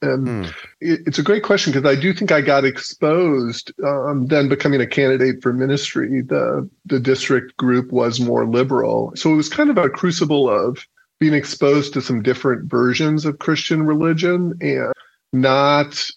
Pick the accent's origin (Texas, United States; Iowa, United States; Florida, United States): Iowa, United States; I was born in a pretty small town in Iowa